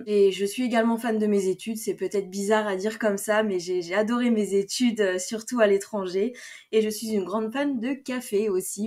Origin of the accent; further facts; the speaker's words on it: France; je viens de France